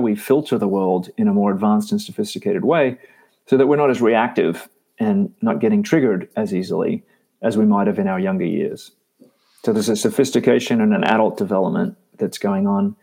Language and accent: English; Australia; also born or lived in Texas; now in United States; I did grow up in Australia